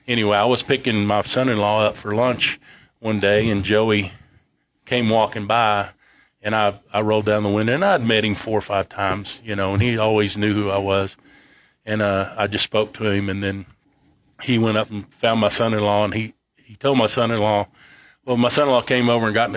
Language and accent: English; Lubbock, Texas, United States; I grew up on 21st in Boston